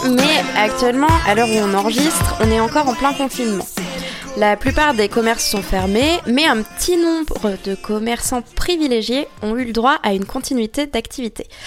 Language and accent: French; Normandy, France; je suis normande